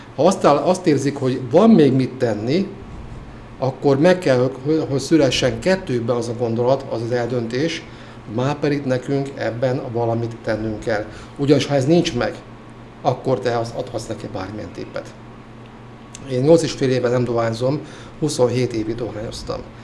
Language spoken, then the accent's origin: Hungarian; Hungary; moved away as an adult; also born or lived in Veszprém; én vidéken nőttem fel